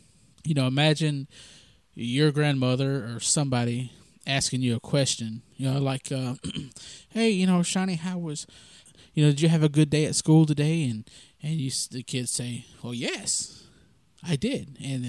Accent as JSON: {"language": "English", "region": "the South", "country": "United States", "tie": "born or raised there", "said": "that's kind of part of how we were raised in the South, and some people continue to raise their kids like that."}